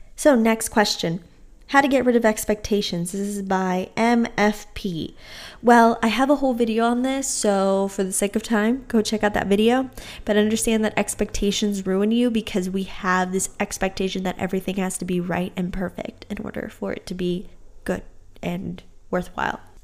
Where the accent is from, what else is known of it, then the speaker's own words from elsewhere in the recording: Texas, United States; moved away as an adult; also born or lived in New Orleans; whenever I moved away from Texas to go to college in New Orleans